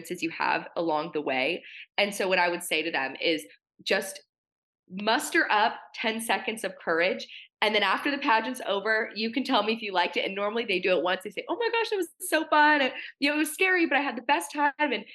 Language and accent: English; Portland, Oregon, United States; I grew up in Portland, Oregon. It's not exactly pageant country out here